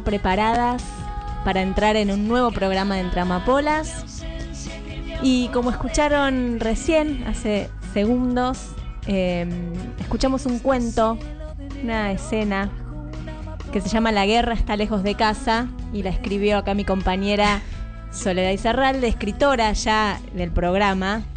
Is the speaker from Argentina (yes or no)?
yes; Coronel Pringles, Buenos Aires Province, Argentina; En Coronel Pringles nací yo, provincia de Buenos Aires